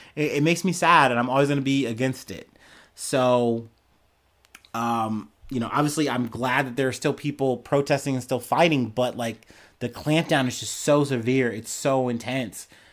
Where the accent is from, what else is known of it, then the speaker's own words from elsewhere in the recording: United States; as an American, as a black man, I've seen this happen in my country a lot